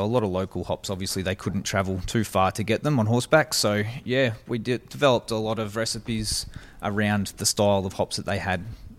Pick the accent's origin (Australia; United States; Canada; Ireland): Australia; Albury, New South Wales; No, I'm from Albury Wodonga, so born and raised in Albury.